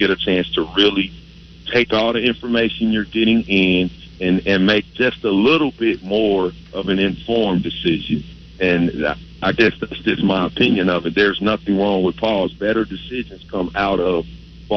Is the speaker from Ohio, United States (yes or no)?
yes; Ohio, United States; I'm born and bred in Ohio